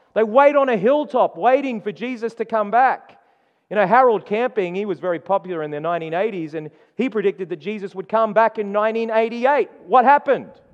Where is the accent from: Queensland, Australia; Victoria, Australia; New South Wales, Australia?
Queensland, Australia; moved away; I was born in Queensland